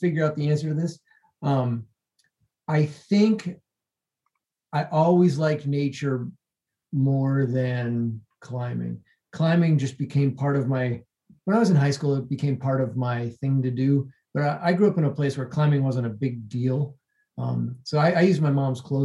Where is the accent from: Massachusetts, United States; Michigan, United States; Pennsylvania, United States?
Massachusetts, United States; moved away as an adult; also born or lived in Boston, Massachusetts; now in Denver, United States; I grew up in Massachusetts, which is not quite, you know, it's a little bit south of New Hampshire and along the coast, a fishing town.